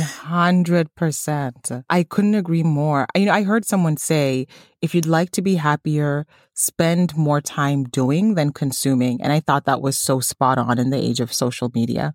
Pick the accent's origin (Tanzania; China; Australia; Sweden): Tanzania; moved away; my home country, Tanzania